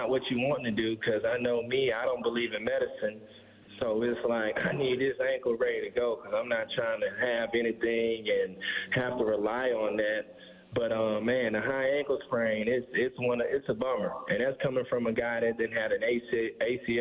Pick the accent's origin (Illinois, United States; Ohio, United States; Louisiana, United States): Louisiana, United States; Alexandria; I'm from Alexandria, Louisiana